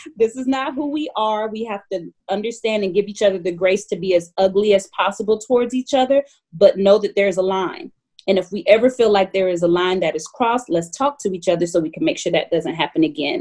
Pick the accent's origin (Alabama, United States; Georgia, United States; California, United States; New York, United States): Georgia, United States; Atlanta; I grew up in Atlanta, Georgia